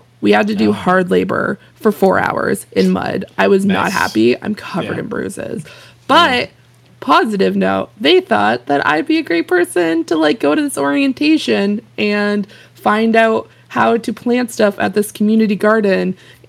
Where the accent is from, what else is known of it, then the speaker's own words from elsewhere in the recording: Halifax, Nova Scotia, Canada; I am from Halifax, Nova Scotia. And for any of you who think, oh, she must live, like, right beside the North Pole, the answer is no. I'm probably in one of the most southern places in Canada.